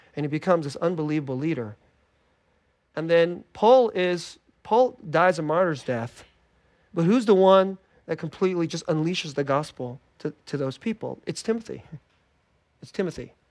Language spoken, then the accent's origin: English; Bay Area, California, United States; I grew up in the Bay Area